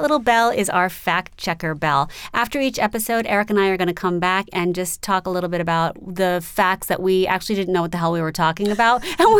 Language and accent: English; New York City, New York, United States; now in Los Angeles, United States; I grew up in New York.